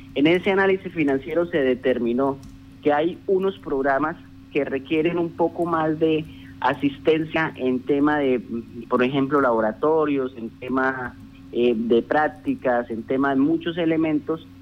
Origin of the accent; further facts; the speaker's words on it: Casanare, Colombia; quienes somos hijos de Casanare